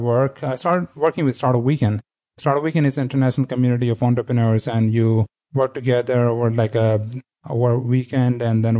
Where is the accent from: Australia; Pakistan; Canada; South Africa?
Pakistan; Karachi, Sindh; moved away as an adult; also born or lived in Sweden; now in Los Angeles, United States; I was born and raised in Karachi, Pakistan.